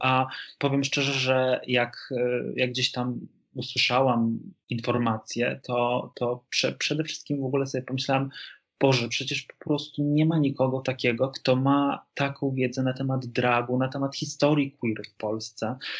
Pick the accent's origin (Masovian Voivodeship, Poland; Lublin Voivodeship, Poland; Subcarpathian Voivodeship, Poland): Lublin Voivodeship, Poland; Lublin; moved away; to jest moja, moje, rodzinne, moje rodzinne miasto